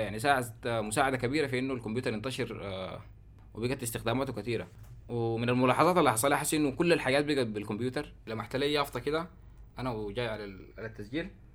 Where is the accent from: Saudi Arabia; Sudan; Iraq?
Sudan; عندنا في السودان مع نهايه التسعينات